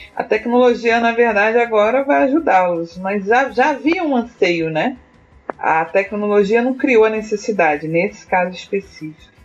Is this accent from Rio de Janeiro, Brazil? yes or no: yes; Niterói, Rio de Janeiro, Brazil; sou de Niterói, Rio de Janeiro